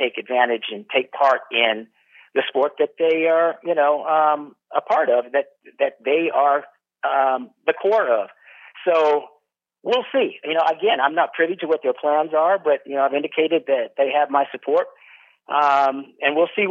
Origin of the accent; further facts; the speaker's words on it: Northern California, United States; moved away as an adult; growing up in Northern California